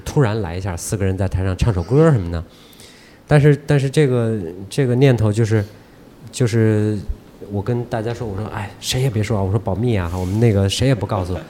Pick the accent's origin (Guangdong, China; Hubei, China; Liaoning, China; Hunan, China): Hubei, China; Wuhan; moved away as an adult; now in Beijing, China; 回到武汉就觉得是，是回家了